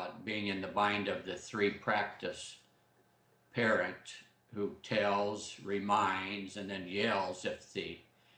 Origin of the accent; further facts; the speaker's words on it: Southern Idaho, United States; now in Corvallis, United States; I grew up in South Idaho